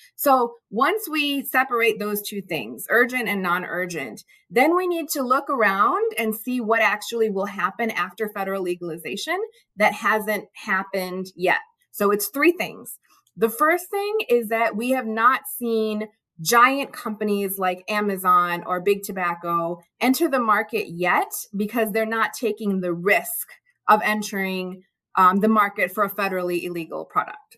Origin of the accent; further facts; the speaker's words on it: Chicago, Illinois, United States; I grew up in the Chicago area, um, child of immigrants